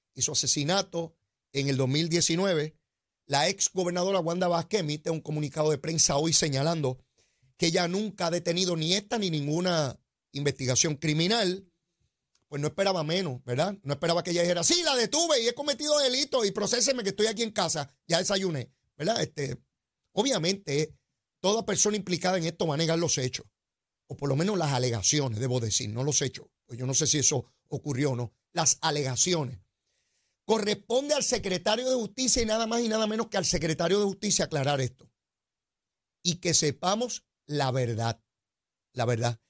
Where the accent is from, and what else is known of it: Puerto Rico